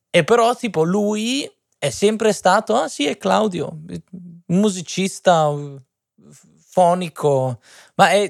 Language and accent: Italian; Modena, Emilia-Romagna, Italy; vengo da Modena.